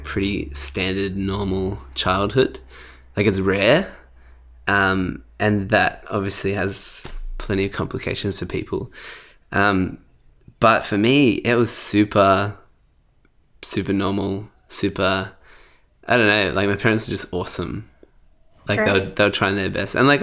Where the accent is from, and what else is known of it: Sydney, New South Wales, Australia; born or raised there; also born or lived in Bankstown, New South Wales